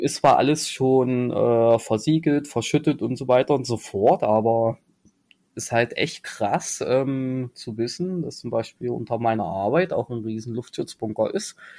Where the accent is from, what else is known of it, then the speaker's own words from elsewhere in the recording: Halle, Saxony-Anhalt, Germany; ich komme aus Halle